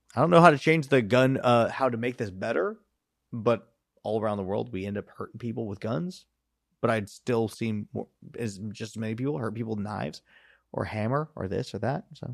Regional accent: California, United States; I am from California, born and raised

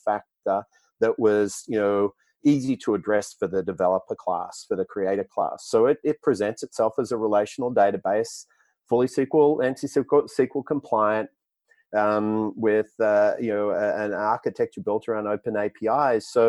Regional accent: Australia; accent: Australian; That's the Australian accent. Yeah, American isn't my first language. Unfortunately, it's Australian.

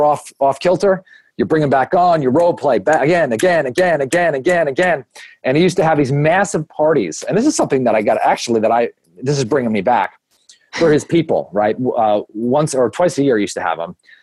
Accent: Long Beach, New York, United States; I grew up in the most amazing little town called Long Beach, New York

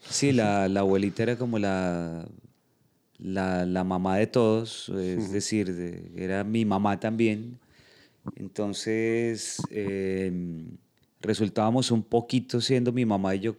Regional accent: Bogotá, Colombia; soy de Colombia. Eh, nací en Bogotá, pero pues he, vivido en varias partes del país, he estado viajando mucho.

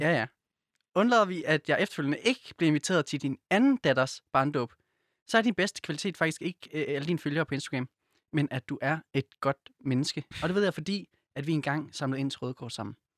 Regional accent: Silkeborg, Central Denmark Region, Denmark; now in Copenhagen, Denmark; jeg er fra Silkeborg. Øh, så vi er begge to jyder

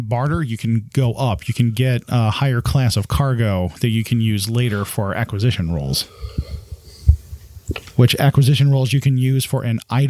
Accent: the South, United States; accent: Southern

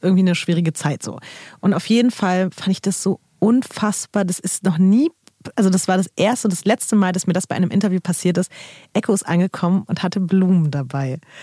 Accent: Berlin, Germany; ich komme halt aus Berlin

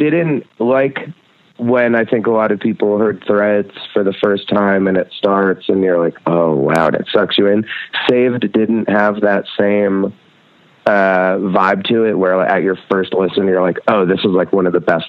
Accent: Red Hook, New York, United States; Well, Jeff and I grew up in Red Hook together and we were a few years apart. But it was a really, really tiny town. We have one stoplight in the whole town.

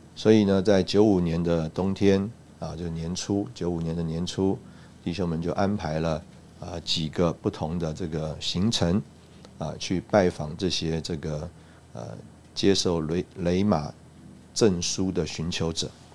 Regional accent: Taipei, Taiwan; moved away as an adult; also born or lived in Russia; 我自己是在台北长大

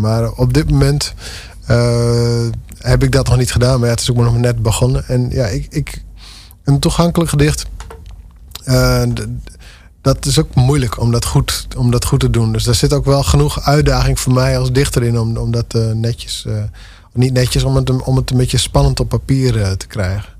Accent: Dantumadeel, Friesland, Netherlands; de gemeente Dantumedeel, waar ik echt vandaan kom

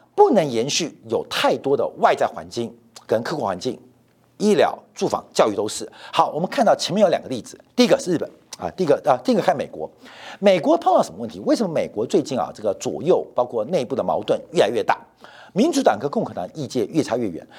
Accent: Taiwan; 我们台湾人

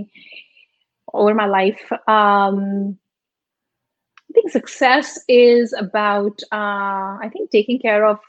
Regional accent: Mumbai, Maharashtra, India; first language Malvi; English is a second language; moved away as an adult; also born or lived in Rajasthan; I was born and brought up in Mumbai

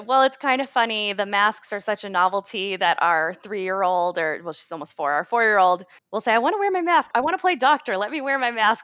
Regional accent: Maine, United States; moved away; That's my home state. That's where I grew up

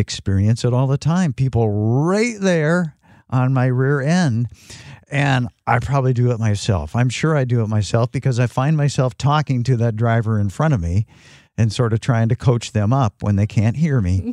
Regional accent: Northern Michigan, United States; also born or lived in Phoenix, Arizona; I'm a Michigan native, Northern Michigan native

